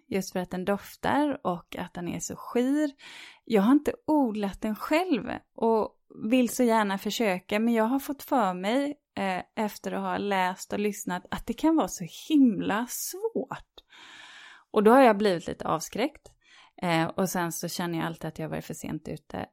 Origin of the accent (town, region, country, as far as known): Sweden